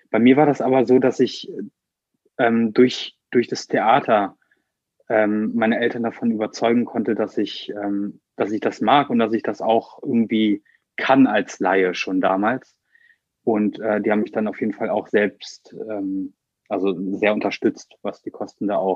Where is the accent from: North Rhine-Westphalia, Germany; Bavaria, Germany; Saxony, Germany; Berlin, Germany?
North Rhine-Westphalia, Germany; Bornheim; Ich bin 24 Jahre alt und ich komme aus Bornheim